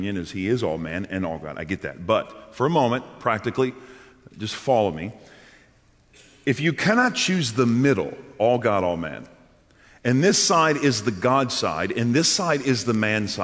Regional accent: New Orleans, Louisiana, United States; I'm from New Orleans

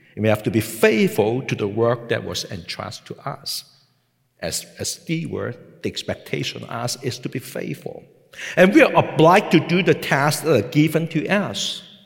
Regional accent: Hong Kong; English is a second language; moved away as an adult; also born or lived in Macau; I was born and I grew up in Hong Kong

